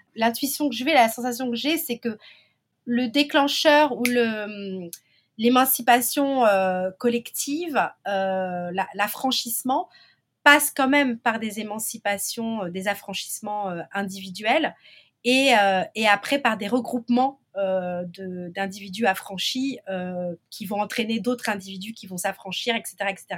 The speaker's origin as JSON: {"language": "French", "country": "Martinique"}